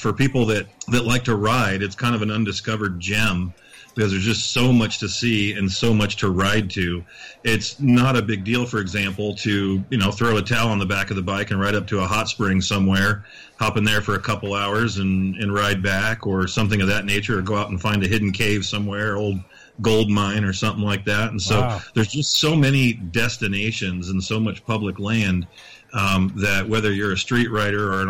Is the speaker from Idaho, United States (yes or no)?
yes; Boise, Idaho, United States; I'm from the Boise, Idaho area.